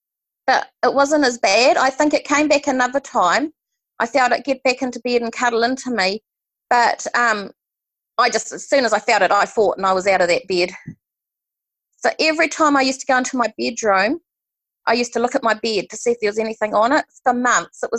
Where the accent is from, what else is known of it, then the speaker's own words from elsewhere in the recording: Hawke's Bay, New Zealand; I'm from Hawke's Bay in New Zealand.